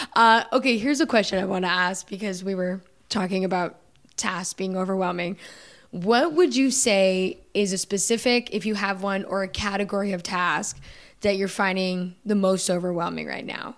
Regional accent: United States; I'm American

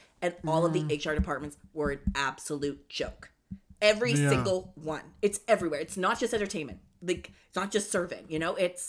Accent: Cobourg, Ontario, Canada; moved away as an adult; now in Toronto, Canada; I'm from Coburg originally.

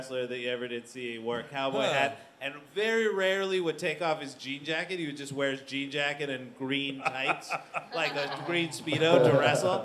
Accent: Calgary, Alberta, Canada; my hometown of Calgary, Alberta.

